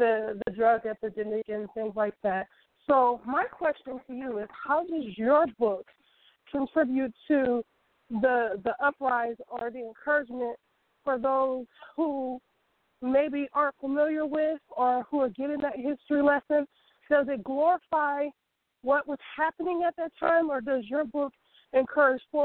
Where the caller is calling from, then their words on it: Bay Area, California, United States; I'm calling from the Bay Area